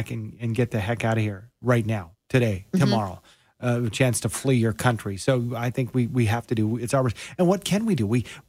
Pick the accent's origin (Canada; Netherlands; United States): Canada; as a Canadian